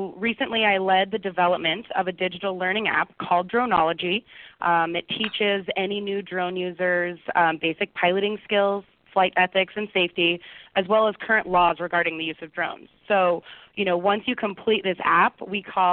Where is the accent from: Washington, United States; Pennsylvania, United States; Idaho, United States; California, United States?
Idaho, United States; Boise; also born or lived in Santa Barbara; I returned to my hometown here in Boise